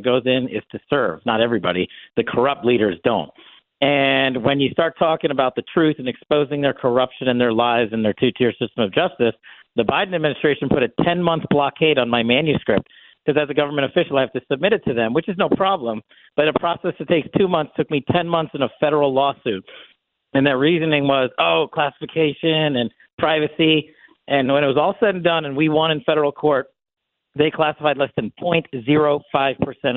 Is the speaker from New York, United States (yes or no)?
yes; New York, United States; moved away as an adult; I'm born and raised in New York. I moved away some time ago